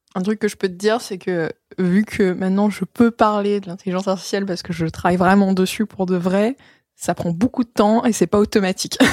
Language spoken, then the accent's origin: French; Vitry-sur-Seine, Île-de-France, France; moved away as an adult; also born or lived in United States / Netherlands / Paris; j'ai grandi en France